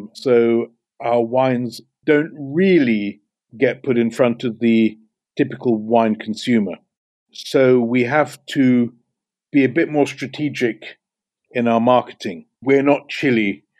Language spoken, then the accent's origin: English; England, United Kingdom; I think it must be growing up in England, but I'm the worst businessman that you can think of.